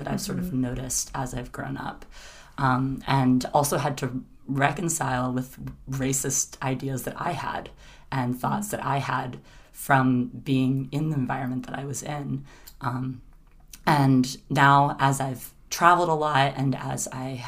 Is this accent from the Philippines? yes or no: no; South Carolina, United States; I grew up in South Carolina.